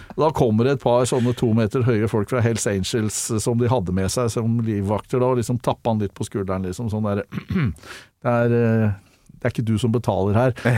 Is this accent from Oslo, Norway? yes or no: yes; Oslo, Norway; Jeg vokste opp på Kalbakken